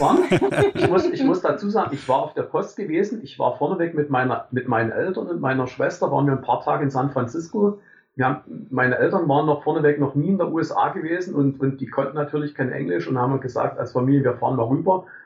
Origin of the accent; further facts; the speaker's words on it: Germany; ich bin an der DDR groß geworden